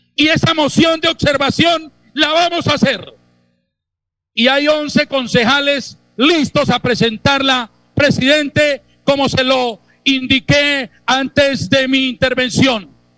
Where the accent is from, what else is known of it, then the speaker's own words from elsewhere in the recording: Bucaramanga, Santander, Colombia; Soy nacido en Bucaramanga